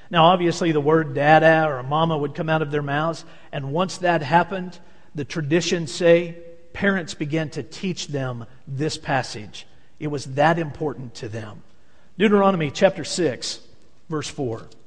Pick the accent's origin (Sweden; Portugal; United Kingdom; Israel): Israel; Tiberias, Northern District; I had the privilege of growing up in Tiberias on the Sea of Galilee.